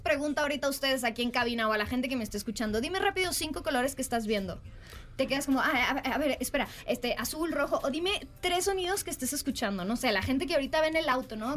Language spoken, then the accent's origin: Spanish; Mexico; yo soy mexicana.